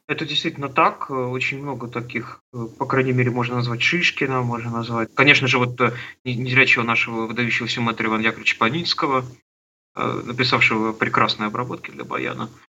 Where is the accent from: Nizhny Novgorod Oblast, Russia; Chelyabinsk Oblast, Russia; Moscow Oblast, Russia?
Chelyabinsk Oblast, Russia; Trekhgorny; Я родился на Урале, в Челябинской области, в городе Трехгорном, такой закрытый город.